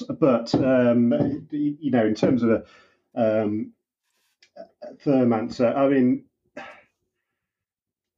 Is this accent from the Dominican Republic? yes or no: no; United Kingdom; I'm the British cop